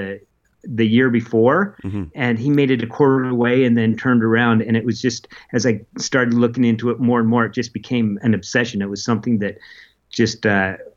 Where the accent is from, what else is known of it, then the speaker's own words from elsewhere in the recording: Utah, United States; also born or lived in Oregon / Alaska; I was only 3 years old when we moved to Utah